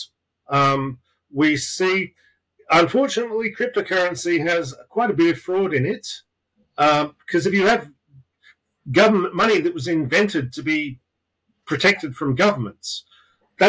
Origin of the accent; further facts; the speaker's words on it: Australia; now in London, United Kingdom; I live in London. I'm originally from Australia. I moved here